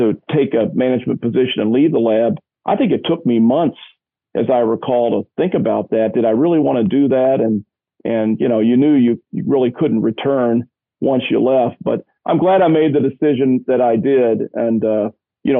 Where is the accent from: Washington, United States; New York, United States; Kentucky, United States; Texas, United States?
Kentucky, United States; Louisville; now in Indianapolis, United States; I grew up in Louisville, Kentucky